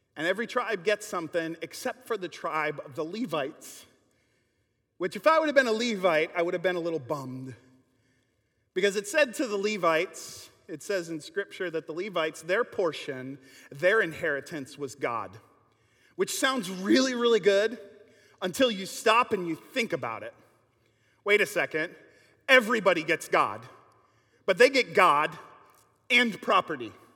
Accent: Kenosha, Wisconsin, United States; growing up in Kenosha

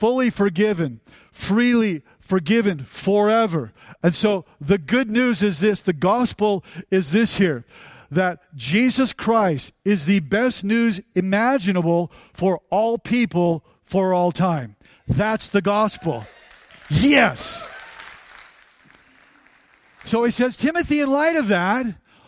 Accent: United States; we're from America

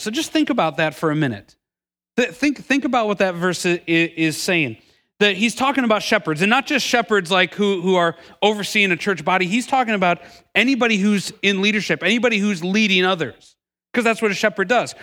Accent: Milwaukee, Wisconsin, United States; moved away as an adult; I'm originally from Milwaukee, Wisconsin, lived there my entire life until moving down here about ten years ago

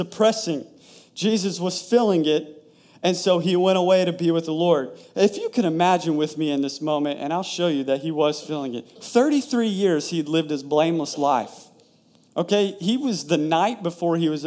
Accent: Tennessee, United States; now in Florida, United States; I'm from Tennessee

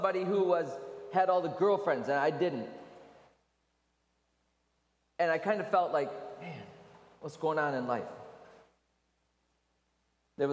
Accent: Michigan, United States; I was raised in Michigan, so we had a lot of snow

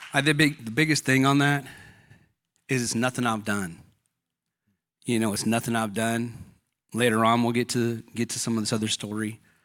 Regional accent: Fontana, California, United States; I grew up in Fontana, California

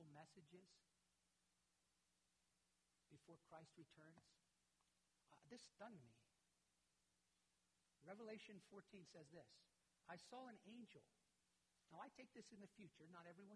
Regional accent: United States; Being an American

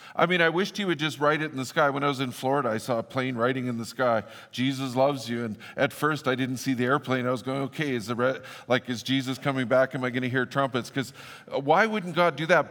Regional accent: Fort St. John, British Columbia, Canada; where I grew up in Fort Saint John, I grew up at the airport

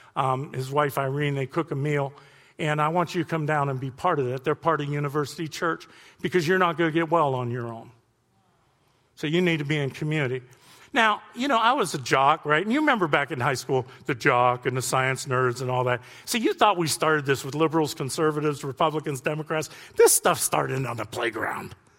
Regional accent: Youngstown, Ohio, United States; moved away; I'm from Youngstown

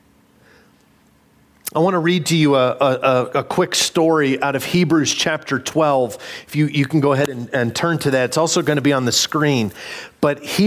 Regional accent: Illinois, United States; moved away; a kid growing up in Illinois

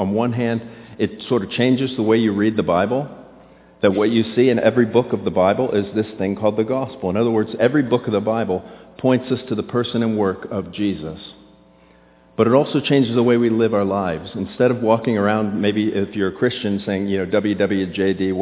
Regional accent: Florida, United States; I grew up in Florida

